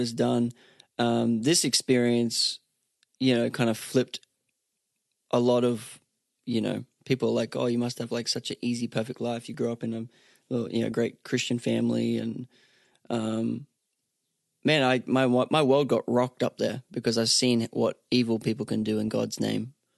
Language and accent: English; Sunshine Coast, Queensland, Australia; now in Nashville, United States; I'm from Australia originally, um, grew up on the Sunshine Coast in Australia.